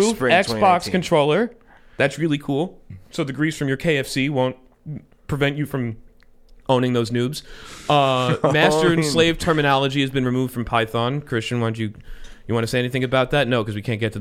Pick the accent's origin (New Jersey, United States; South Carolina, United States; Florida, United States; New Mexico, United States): Florida, United States; also born or lived in Rockland County, New York; I'm from Florida